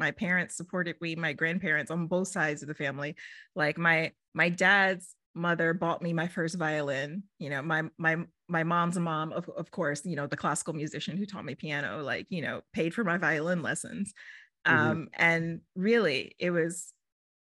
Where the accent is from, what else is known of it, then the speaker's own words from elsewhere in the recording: Houston, Texas, United States; moved away as an adult; now in Los Angeles, United States; I'm from Houston, Texas.